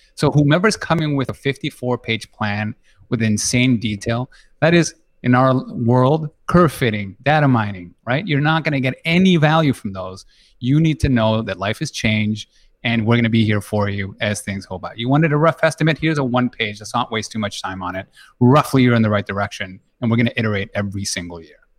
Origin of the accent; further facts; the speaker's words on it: Peru; moved away; I was born and raised in Peru